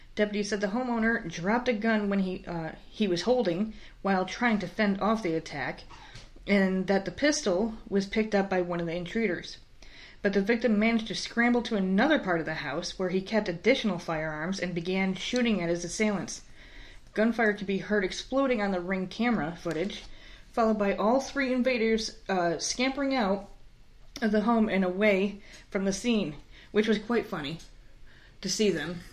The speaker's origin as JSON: {"language": "English", "region": "New York", "country": "United States", "tie": "born or raised there", "said": "I grew up in fucking New York"}